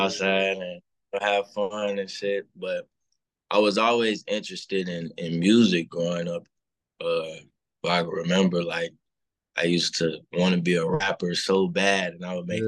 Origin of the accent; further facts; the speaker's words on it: Chicago, Illinois, United States; I'm from Chicago, uh, from the low end part